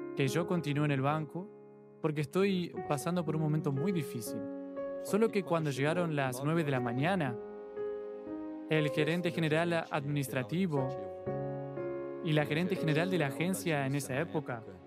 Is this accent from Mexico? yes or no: no; Ubatuba, São Paulo, Brazil; Hoy trabajo al lado de mi ciudad porque soy de Ubatuba